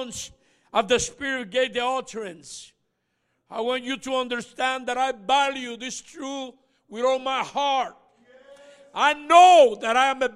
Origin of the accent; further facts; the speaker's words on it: Puerto Rico; I was born and raised in Puerto Rico.